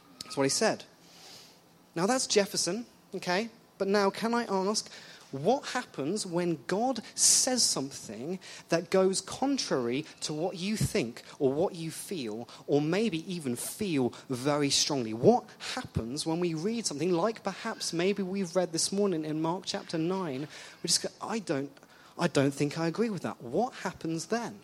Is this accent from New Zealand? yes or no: no; England, United Kingdom; moved away; I'm English